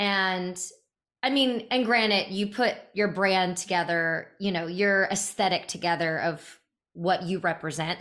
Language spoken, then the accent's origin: English; Raleigh, North Carolina, United States; I'm from North Carolina, I'm from Raleigh